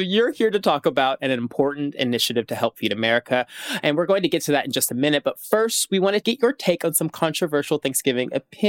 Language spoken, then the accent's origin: English; Tennessee, United States; I'm also from the South Tennessee